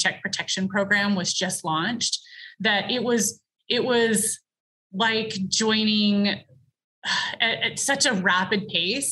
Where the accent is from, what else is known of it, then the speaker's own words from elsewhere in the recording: Virginia, United States; I grew up in Virginia, you get all four seasons